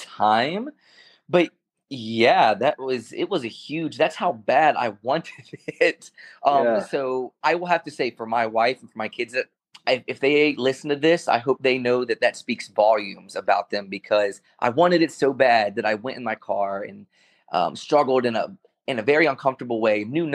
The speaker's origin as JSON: {"language": "English", "region": "North Carolina", "country": "United States", "tie": "born or raised there", "also_born_or_lived": "Baltimore, Maryland / Los Angeles", "moved": "as an adult", "said": "So I grew up in North Carolina. I was born in Baltimore, but very early on, we moved to North Carolina, and there we stayed"}